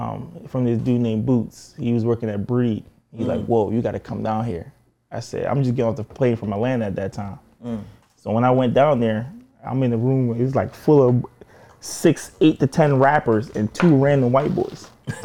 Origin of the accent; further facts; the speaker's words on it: Jamaica; Like I'm Jamaican for real.